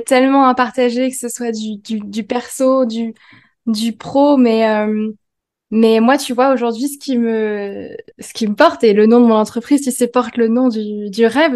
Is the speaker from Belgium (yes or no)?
no; India; now in France; mon pays d'origine en Inde